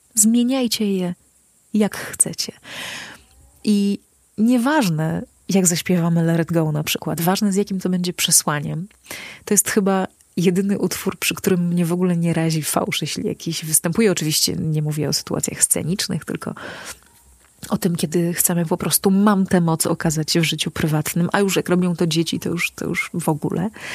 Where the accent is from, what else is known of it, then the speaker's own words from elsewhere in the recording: Podlaskie Voivodeship, Poland; u nas na Podlasiu najczęściej się śpiewa